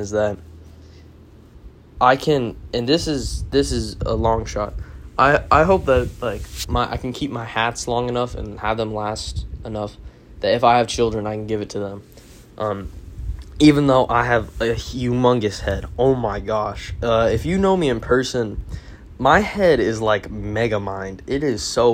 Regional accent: Arizona, United States; I am from the West, Arizona, obviously

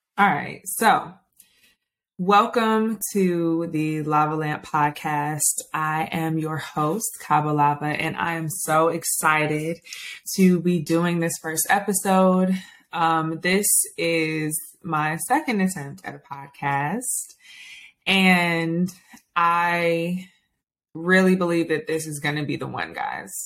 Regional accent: Stone Mountain, Georgia, United States; I'm from Stone Mountain, Georgia

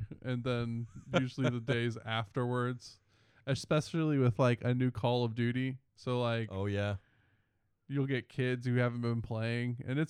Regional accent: Northern Virginia, United States; I'm from Northern Virginia outside of D.C.

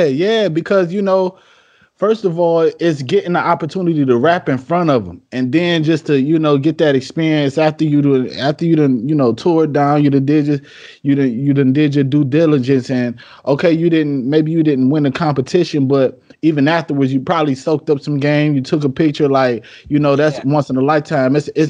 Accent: Detroit, Michigan, United States; …, I'm from Detroit, so you know what he means to me, not just as an MC, but just as a hometown hero.

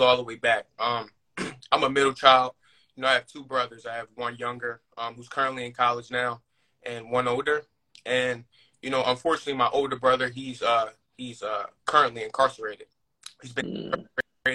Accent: Atlantic City area, New Jersey, United States; also born or lived in Delaware; I'm originally from South Jersey, down by like the Atlantic City area.

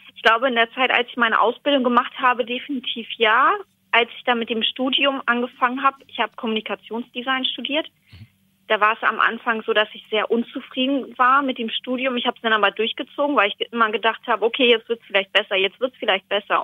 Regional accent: Stadthagen, Lower Saxony, Germany; Ich komme aus Stadthagen in Niedersachsen.

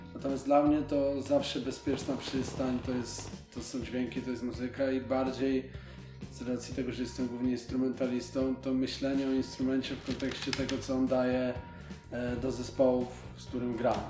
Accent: Gorlice, Lesser Poland, Poland; moved away; do mojego rodzinnego miasta, z którego pochodzę, wracam na scenę Domu Kultury, w którym się de facto wychowałem

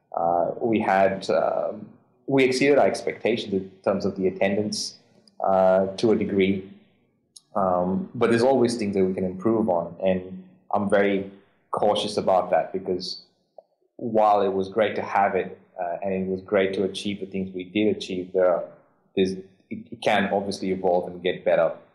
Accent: India; moved away as an adult; now in Australia; I'm Indian.

